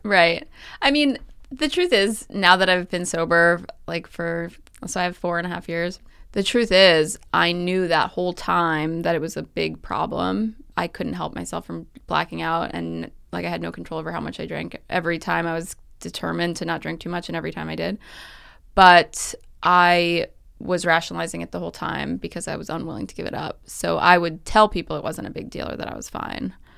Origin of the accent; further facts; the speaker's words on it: New York City, New York, United States; also born or lived in Southern California; I grew up on the Upper West Side